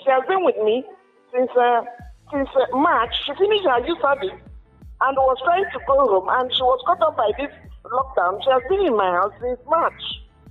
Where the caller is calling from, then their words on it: Zaria, Kaduna State, Nigeria; I'm speaking from Zaria, and she's in my house.